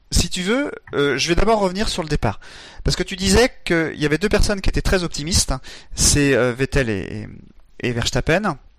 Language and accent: French; France; en tant que Français